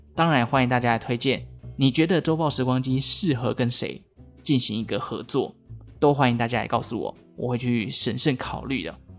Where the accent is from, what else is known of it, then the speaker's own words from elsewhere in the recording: Taiwan; 身为台湾人